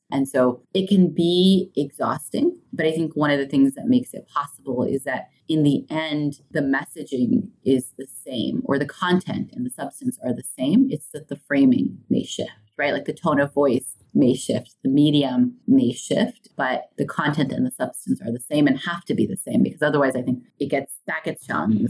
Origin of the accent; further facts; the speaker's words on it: United States; I came of age as an American and as a Muslim